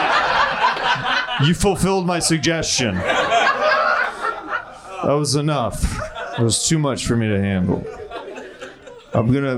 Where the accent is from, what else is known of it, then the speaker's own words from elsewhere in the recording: Kansas City, United States; I'm from Kansas City. Like I used to go to this place called Worlds of Fun